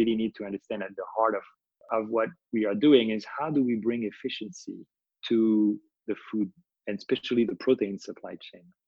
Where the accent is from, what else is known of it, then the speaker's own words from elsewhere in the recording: France; when I was a kid growing up in France